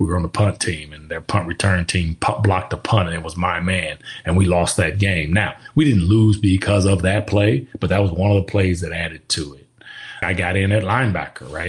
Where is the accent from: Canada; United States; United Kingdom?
United States; Kansas; moved away as an adult; growing up in Kansas, again, you're a Midwestern kid